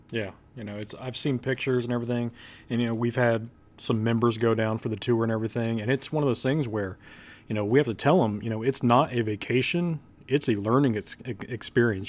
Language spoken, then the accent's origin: English; Kansas City, United States; I grew up in Kansas City